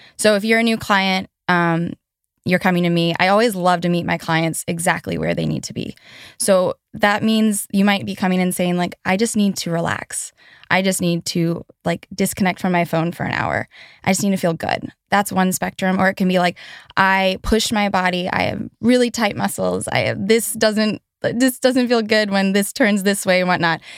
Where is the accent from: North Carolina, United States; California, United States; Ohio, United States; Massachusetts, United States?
North Carolina, United States; Asheville; I grew up in Asheville, North Carolina